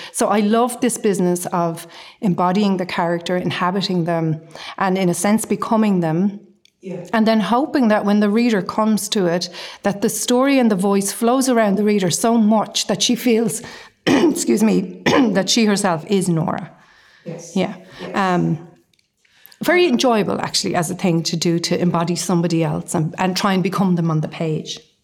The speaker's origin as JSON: {"language": "English", "town": "Dublin", "region": "Leinster", "country": "Ireland", "moved": "yes", "lives_now": "Galway, Ireland", "said": "I live in Galway. I'm from Dublin."}